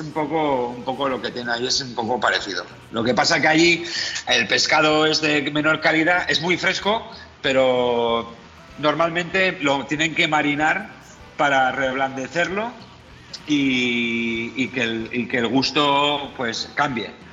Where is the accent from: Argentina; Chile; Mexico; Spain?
Spain; Vitoria-Gasteiz, Basque Country; moved away as an adult; also born or lived in Beijing, China / Hong Kong / Barcelona / Zaragoza; como medio vasco y gasteiztarra